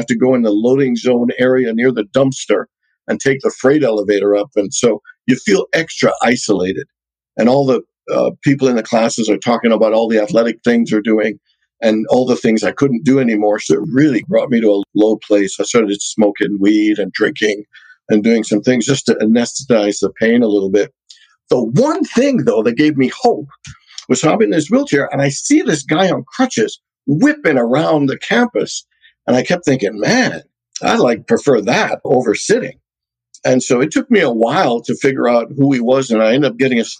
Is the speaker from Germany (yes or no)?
no; Hamilton, Ontario, Canada; also born or lived in Trinidad; now in Phoenix, United States; I was born in Trinidad in the Caribbean. I'm one of 10 kids, youngest boy, number 8 out of 10. And then when I was 6, my parents moved to Canada. My uncle went to Princeton, and then my other uncle went to Hamilton, Ontario, which is about 45 minutes away from Toronto. So we followed him, and so I grew up in Canada